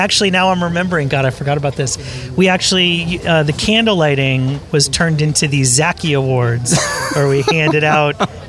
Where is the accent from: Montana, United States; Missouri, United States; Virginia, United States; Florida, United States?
Florida, United States; Miami; I grew up in Miami